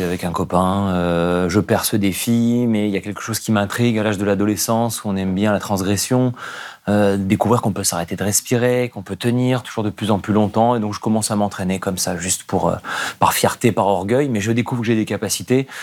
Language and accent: French; Nice, Provence-Alpes-Côte d'Azur, France; J'ai grandi à Nice